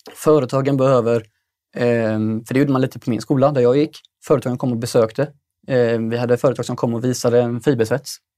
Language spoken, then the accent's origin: Swedish; Stenungsund, Västra Götaland, Sweden; fabrikerna i Stenungsund där jag kommer ifrån